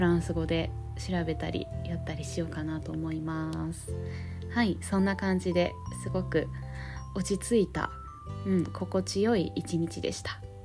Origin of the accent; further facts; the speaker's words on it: Kansai, Japan; accent: Kansai dialect; ちょっと関西弁出ちゃったわ